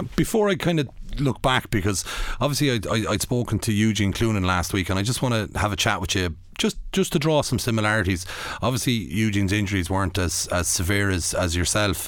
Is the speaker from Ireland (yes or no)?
yes; Athlone, Leinster, Ireland; I was growing up in Athlone